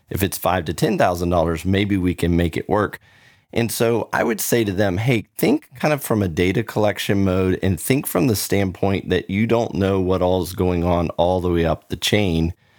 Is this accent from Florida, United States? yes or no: yes; Orlando, Florida, United States; now in Texas, United States; I grew up in Orlando